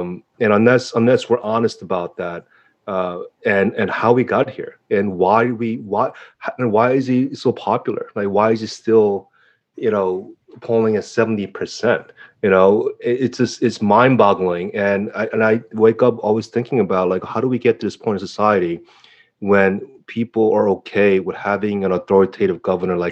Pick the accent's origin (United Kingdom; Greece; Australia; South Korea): South Korea; now in New York, United States; South Korea, you know, my hometown, my homeland